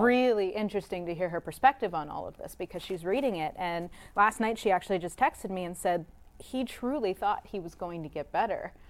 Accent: Pennsylvania, United States; I grew up in Pennsylvania

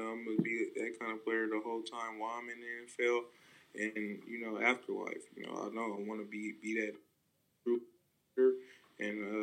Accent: Stockton, California, United States; I'm I'm from Stockton, California. You know, it's not the it's not the you know best city. Uh, it's very rough, and uh, you you got you you, you learn to, to develop some tough skin

